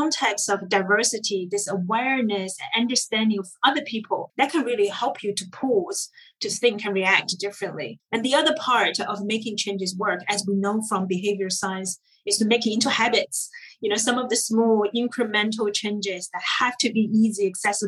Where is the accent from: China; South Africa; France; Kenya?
China; now in United Kingdom; growing up in China, we thought we were Asian.